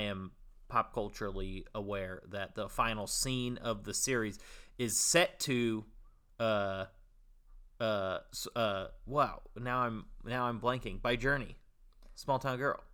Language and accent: English; Bay Area, California, United States; a local Bay Area boy